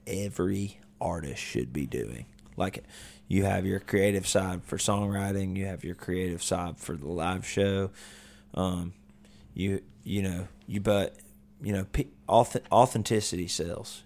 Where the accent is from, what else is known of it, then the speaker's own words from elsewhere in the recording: Vestavia Hills, Alabama, United States; now in Nashville, United States; where I grew up, I went to Vestavia, which is, like, you know, rich kids